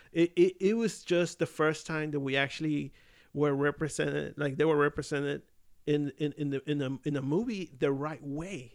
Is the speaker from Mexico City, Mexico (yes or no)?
yes; Mexico City, Mexico; I'm from Mexico City. Like, I'm Mexican